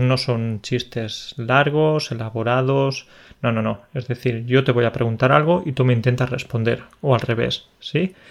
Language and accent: Spanish; Andalusia, Spain; Yo soy andaluz